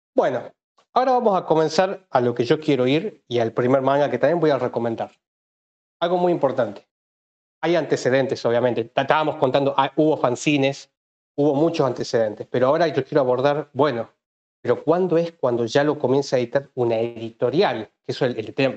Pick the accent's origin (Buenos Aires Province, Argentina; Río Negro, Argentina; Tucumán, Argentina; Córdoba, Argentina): Tucumán, Argentina; yo soy tucumano en realidad, de hecho justo estoy hablando en Tucumán.